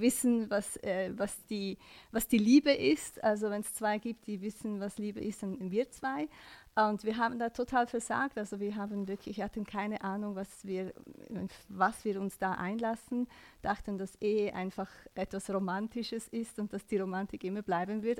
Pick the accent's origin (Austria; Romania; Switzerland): Switzerland; ich bin in der Schweiz geboren